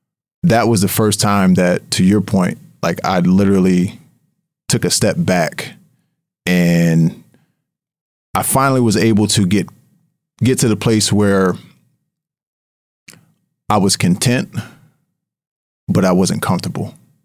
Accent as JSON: {"language": "English", "town": "Harrisburg", "region": "Pennsylvania", "country": "United States", "tie": "born or raised there", "said": "there was a team that was launching in my hometown in Harrisburg, PA, and they were looking for investors"}